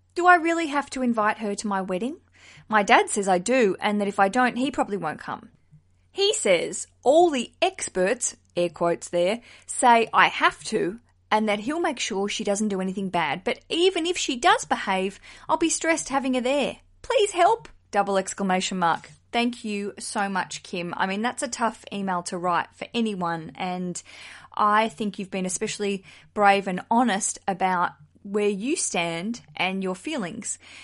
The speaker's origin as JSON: {"language": "English", "region": "Tasmania", "country": "Australia", "moved": "yes", "lives_now": "London, United Kingdom", "said": "I'm from Tasmania originally"}